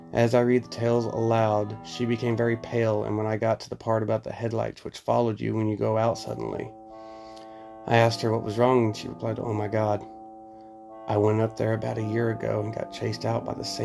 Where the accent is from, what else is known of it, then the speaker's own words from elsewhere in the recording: New Jersey, United States; Growing up in Somerset County, it was almost a rite of passage to hear the check out the rumors surrounding the ever so spooky Devil's Tree in Basking Ridge.